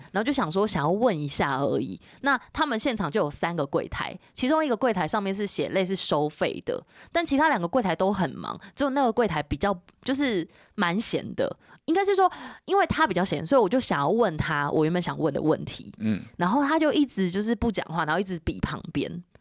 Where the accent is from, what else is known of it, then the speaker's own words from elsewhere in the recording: Taiwan; 我们是台湾人，我们在这里